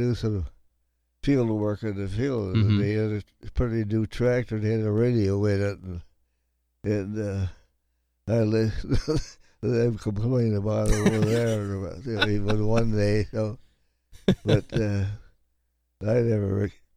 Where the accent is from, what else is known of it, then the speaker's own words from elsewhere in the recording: Milbank, South Dakota, United States; the farm I grew up on was on the Grand Center Township and Madison Township line.